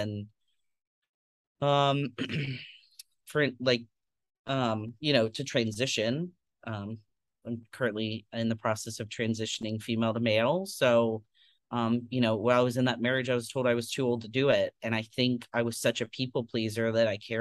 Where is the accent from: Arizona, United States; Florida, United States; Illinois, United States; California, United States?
Florida, United States; Tampa; I grew up in Tampa, Florida